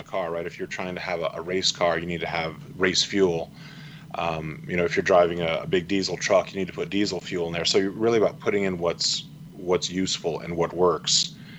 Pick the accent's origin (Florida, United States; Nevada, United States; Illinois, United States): Nevada, United States; Las Vegas; here in Las Vegas, which is my hometown as well.